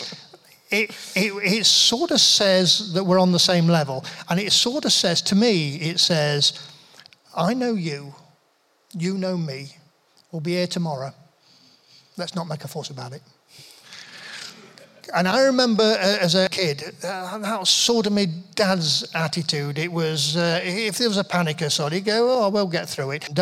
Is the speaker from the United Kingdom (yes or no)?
yes; Nottingham, East Midlands, United Kingdom; I carry Nottingham in my bones.